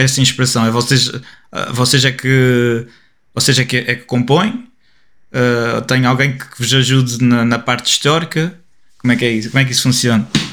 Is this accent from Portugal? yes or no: yes; Portugal; nosso nosso caso, sendo portugueses